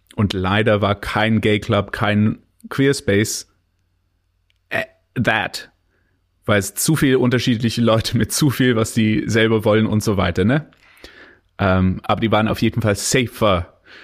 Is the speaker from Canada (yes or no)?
yes; Canada; German is a second language; now in Germany; bin ich Kanadier